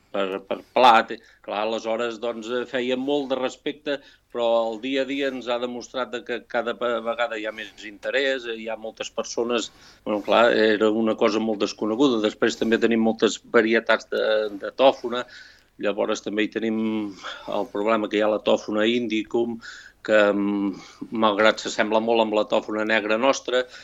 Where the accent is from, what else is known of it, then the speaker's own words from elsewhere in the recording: Sant Julià de Vilatorta / l'Esquirol, Catalonia, Spain; now in Vic, Spain; jo sóc fill de Sant de l'Esquirol